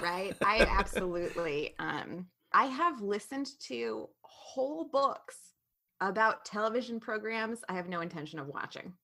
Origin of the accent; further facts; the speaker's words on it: Western Montana, United States; We're from Western Montana